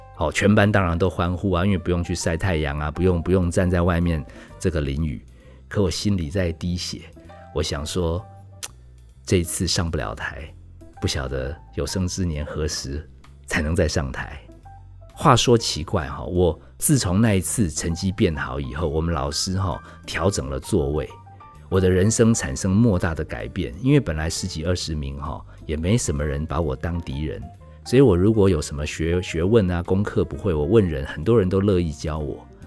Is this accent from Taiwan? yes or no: yes; Taipei, Taiwan; 我从北投搬到市中心